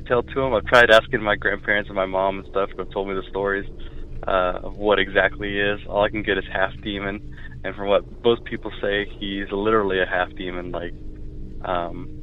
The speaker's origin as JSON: {"language": "English", "region": "Louisiana", "country": "United States", "tie": "born or raised there", "moved": "yes", "lives_now": "Atlanta, United States", "said": "I live in Atlanta, but I'm originally from Louisiana"}